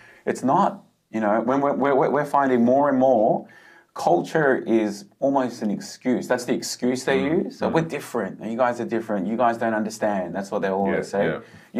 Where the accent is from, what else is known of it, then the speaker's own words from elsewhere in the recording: Australia; also born or lived in Korea; I was born in Australia. I grew up in Australia, and my parents are first generation Korean